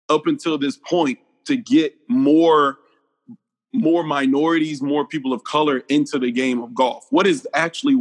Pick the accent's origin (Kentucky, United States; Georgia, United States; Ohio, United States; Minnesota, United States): Georgia, United States; Atlanta; I'm from East Atlanta